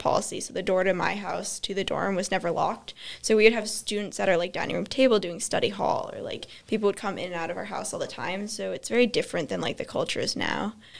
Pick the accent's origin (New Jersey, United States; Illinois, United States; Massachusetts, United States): Massachusetts, United States; Gill; also born or lived in Springfield, Massachusetts; I'm a faculty kid, so I've lived at NMH for 18 years